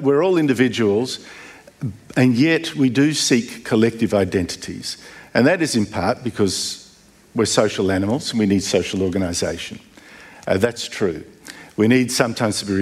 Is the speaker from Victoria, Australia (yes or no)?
yes; Melbourne, Victoria, Australia; Melbourne, I come from Melbourne